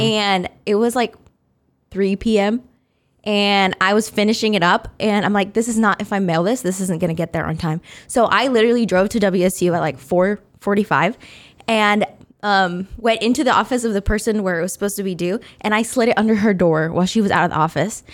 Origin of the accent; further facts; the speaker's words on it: Wichita, Kansas, United States; I was raised in Wichita. I've been here since I was six months old.